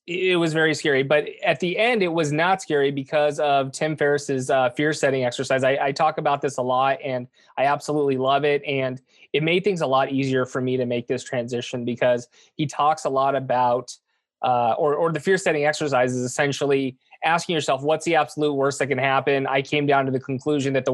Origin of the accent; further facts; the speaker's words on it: Southern California, United States; born and raised in Southern California